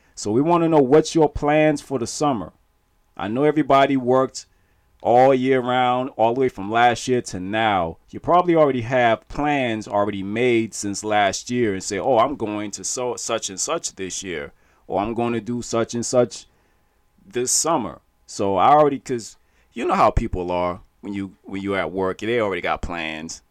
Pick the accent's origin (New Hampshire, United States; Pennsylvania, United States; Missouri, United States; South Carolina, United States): South Carolina, United States; Charleston; we're from Charleston.